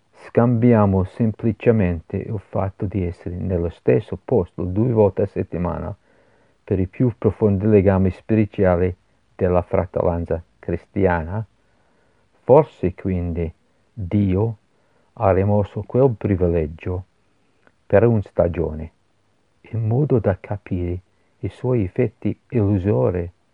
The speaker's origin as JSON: {"language": "Italian", "town": "Glasgow", "region": "Scotland", "country": "United Kingdom", "tie": "born or raised there", "also_born_or_lived": "Edinburgh, United Kingdom / Genoa, Italy", "second_language": "Italian", "moved": "as an adult", "said": "io sono nato a Glasgow"}